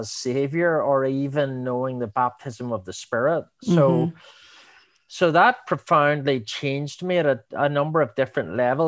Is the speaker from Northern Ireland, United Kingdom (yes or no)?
yes; Belfast, Northern Ireland, United Kingdom; moved away as an adult; now in New Zealand; I was brought up in Belfast in Northern Ireland